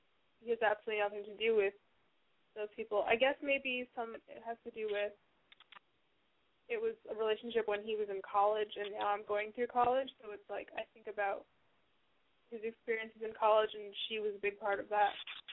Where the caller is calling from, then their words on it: New York, United States; I'm living in New York.